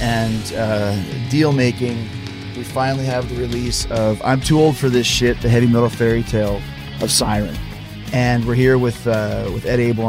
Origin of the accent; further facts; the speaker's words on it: Winnipeg, Manitoba, Canada; I grew up in Winnipeg, Manitoba